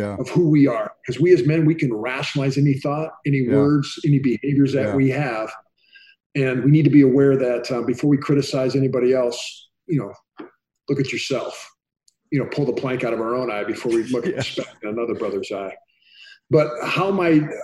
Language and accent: English; Iowa, United States; moved away; where I grew up in Iowa